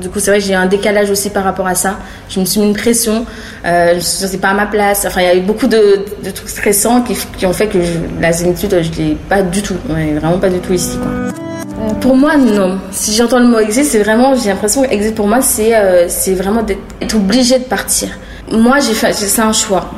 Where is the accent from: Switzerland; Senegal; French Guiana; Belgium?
French Guiana; Matoury; moved away as an adult; now in Paris, France; moi je suis guyanaise, j'ai vécu toute ma vie en Guyane jusqu'à 25 ans.